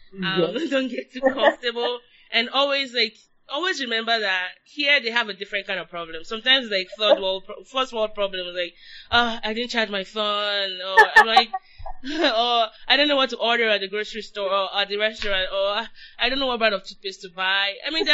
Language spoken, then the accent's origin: English; Nigeria; now in United States; I'm still Nigerian.